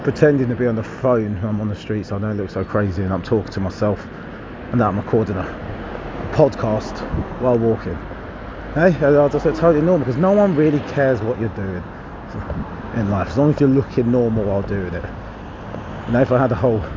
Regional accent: Harlow, East of England, United Kingdom; having people from my hometown there

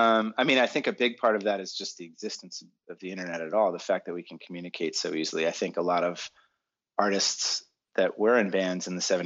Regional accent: Boston, Massachusetts, United States; now in California, United States; You know, when I moved, I'm from Boston, maybe a typical masshole. I don't know. I was very, very stressed out every time I drove here for the first couple of years.

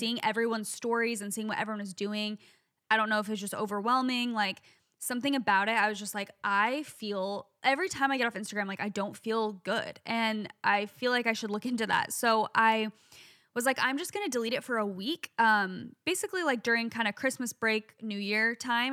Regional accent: Phoenix, Arizona, United States; I'm from Phoenix

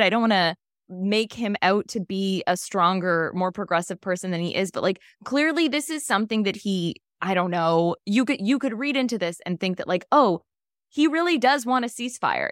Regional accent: Ontario, Canada; We're from Ontario

